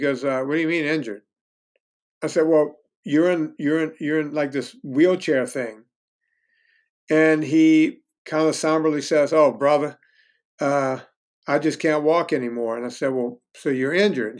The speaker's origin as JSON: {"language": "English", "region": "Louisiana", "country": "United States", "tie": "born or raised there", "also_born_or_lived": "Los Angeles, United States", "moved": "as an adult", "lives_now": "Virginia, United States", "said": "I grew up in the Deep South"}